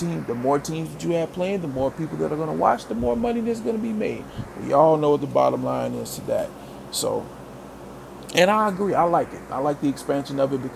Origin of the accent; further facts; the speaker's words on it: Mississippi, United States; my home state of Mississippi, where I was born and raised